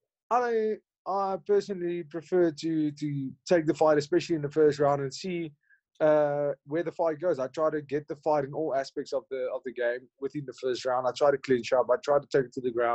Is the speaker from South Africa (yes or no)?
yes; Hartbeespoort, North West, South Africa; I grew up in a town called Hartbeespoort Dam